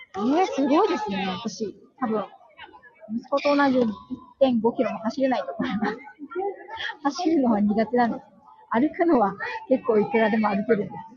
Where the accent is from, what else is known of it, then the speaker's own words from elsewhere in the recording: Yokohama, Kanagawa, Japan; 地元の横浜赤レンガ